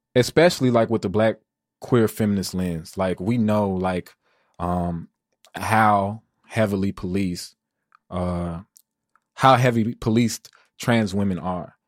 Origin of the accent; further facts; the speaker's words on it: Chicago, Illinois, United States; I'm from the Wild Hundreds.